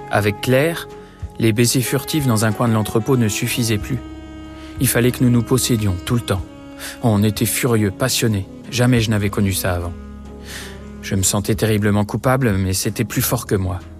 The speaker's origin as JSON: {"language": "French", "country": "Poland", "said": "Moi, je suis polonais, marié avec une calabraise."}